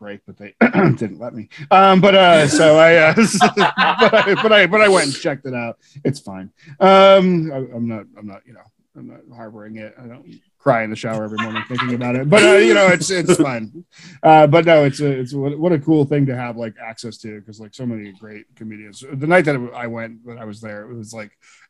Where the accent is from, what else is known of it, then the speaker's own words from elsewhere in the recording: Bridgeport, Connecticut, United States; I was born in Connecticut, in Bridgeport